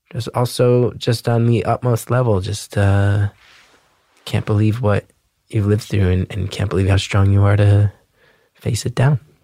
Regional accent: New Jersey, United States; growing up in Jersey

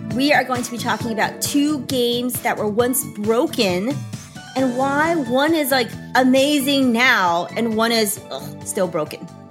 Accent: Chengdu, Sichuan, China; now in United States; I stayed the right amount of time here in my hometown

